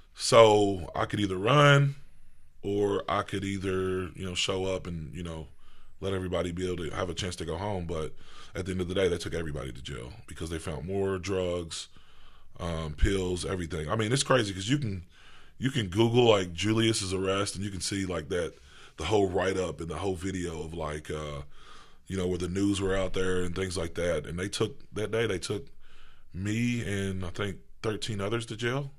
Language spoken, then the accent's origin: English; Owensboro, Kentucky, United States; I was raised, um, in Owensboro, Kentucky.